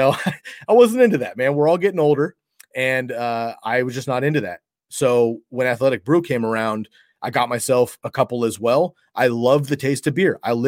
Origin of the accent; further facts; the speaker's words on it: West Coast, United States; Again, I grew up on the West Coast. we have the San Jose Sharks that are about an hour and a half from where I grew up.